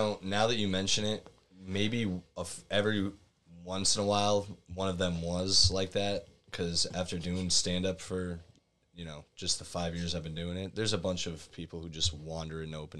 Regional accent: Middletown, Connecticut, United States; I grew up near CBH in Connecticut, which is Connecticut Valley Hospital.

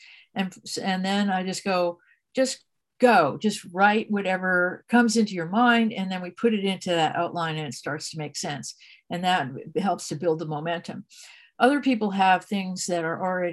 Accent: New Jersey, United States; moved away as an adult; now in California, United States; I'm from New Jersey originally. I ended up in California

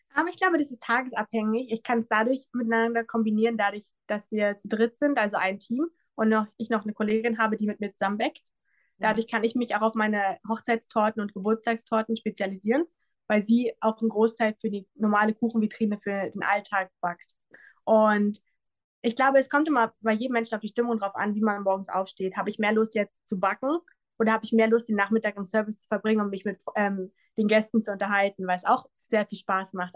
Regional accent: Bad Wilsnack, Brandenburg, Germany; ich stamme aus Großlüben, das ist ein Ortsteil von Bad Wilsnack. Ähm, ich bin lange Zeit weg gewesen und hatte dann die Möglichkeit, wieder zurück in die Heimat zu kommen

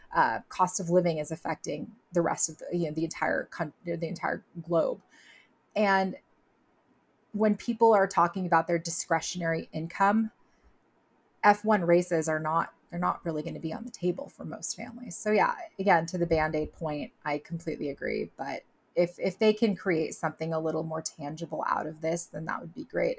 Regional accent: Southern California, United States; growing up in Southern California

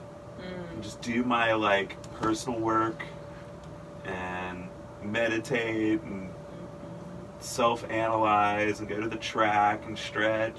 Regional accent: Powder Springs, Georgia, United States; I'm from Powder Springs, originally Powder Springs, Georgia. Yeah, I'm a native. And I grew up in Powder Springs

